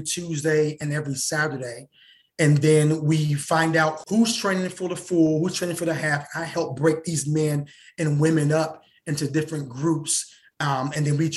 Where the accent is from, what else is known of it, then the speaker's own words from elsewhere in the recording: Cincinnati, Ohio, United States; my hometown, Cincinnati, Ohio